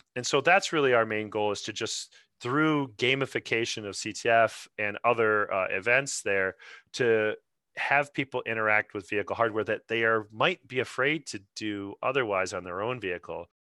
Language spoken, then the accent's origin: English; Grand Rapids, Michigan, United States; I'm originally from Grand Rapids myself, so it's my local